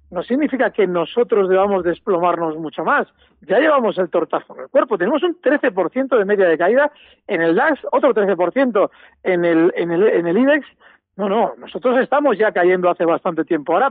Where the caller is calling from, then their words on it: Logroño, La Rioja, Spain; Hola, buenas … de Logroño